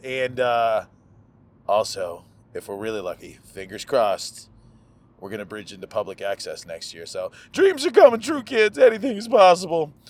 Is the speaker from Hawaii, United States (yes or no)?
yes; Hawaii, United States; Every day is a day to be noticed as Hawaiian